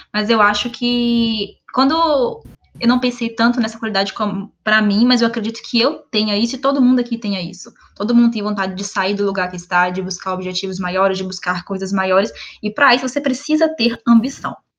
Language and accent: Portuguese; Minas Gerais, Brazil; moved away; also born or lived in Brasília; Nascida e criada em Minas Gerais